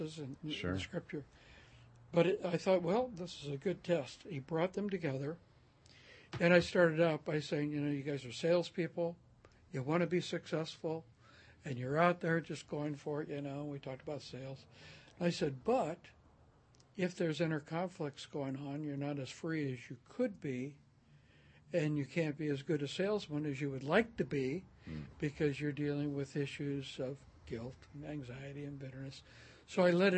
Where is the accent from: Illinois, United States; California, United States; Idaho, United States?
California, United States; Oakland; moved away as an adult; also born or lived in Turlock, California / Modesto, California / Corvallis, Oregon; now in Bend, United States; I was raised in Oakland